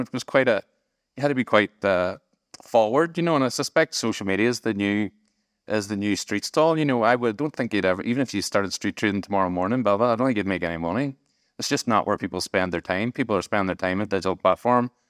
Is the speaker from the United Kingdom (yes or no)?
yes; Strabane, Northern Ireland, United Kingdom; moved away; also born or lived in Manchester; I was from Strabane